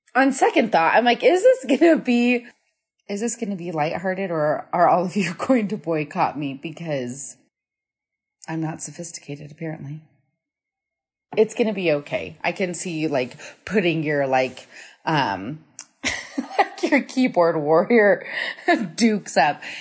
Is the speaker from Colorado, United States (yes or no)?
yes; Colorado, United States; I'm from Colorado